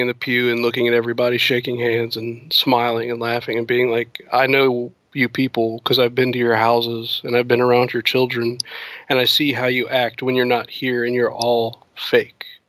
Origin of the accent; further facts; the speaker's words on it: the South, United States; I'm from the South. And, um, around here, it's like a very, our community is like small.